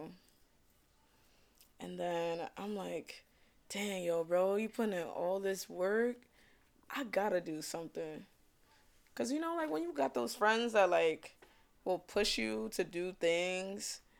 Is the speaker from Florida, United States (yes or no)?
no; New York City, New York, United States; accent: New York; Originally from Brooklyn or whatever, if y'all can't tell by my New York accent